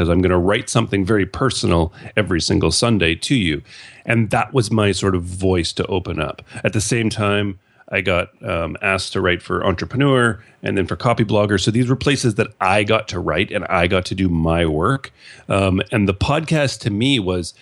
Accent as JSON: {"language": "English", "country": "Canada", "said": "being Canadian"}